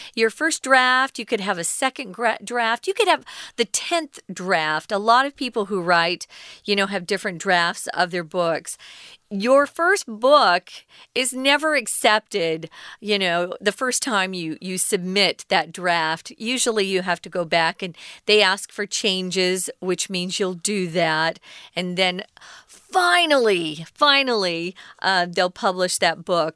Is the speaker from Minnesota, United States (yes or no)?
no; Arizona, United States; moved away; also born or lived in New York; I grew up in Arizona. We're right close to Mexico